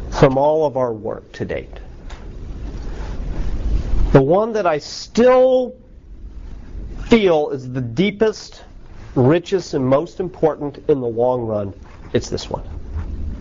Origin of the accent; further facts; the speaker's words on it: United States; I'm unabashedly American